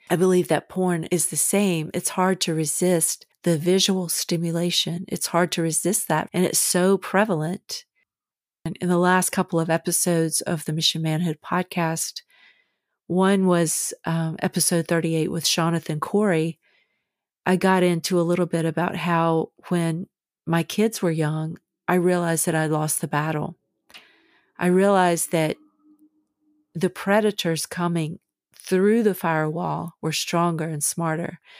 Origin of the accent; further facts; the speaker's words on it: the South, United States; When I was a kid growing up in the South